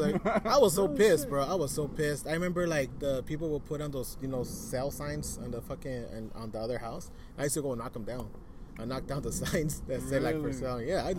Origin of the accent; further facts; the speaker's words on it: Portland, Oregon, United States; growing up in North Portland, bro, on Commercial Street was fucking badass, man.